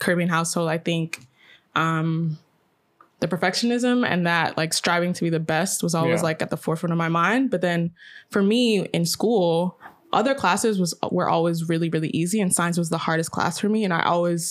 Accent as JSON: {"language": "English", "country": "United States", "said": "I'm American. Yeah. My parents are from Guyana"}